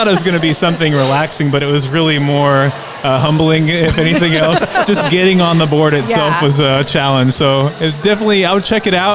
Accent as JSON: {"language": "English", "town": "Victoria", "region": "Texas", "country": "United States", "also_born_or_lived": "Corpus Christi, Texas", "moved": "yes", "said": "I'm from Victoria, but I was born in Corpus, and my wife and I just relocated back down to Corpus"}